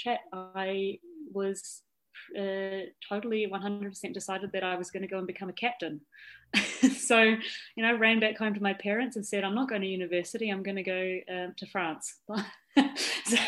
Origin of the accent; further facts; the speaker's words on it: New Zealand; moved away; I did grow up in New Zealand